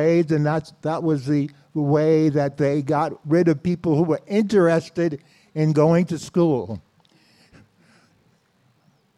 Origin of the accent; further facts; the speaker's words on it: New York City, New York, United States; I was born in Brooklyn, spent most of my life in New York City, and was raised in a small community called Bedford-Stuyvesant.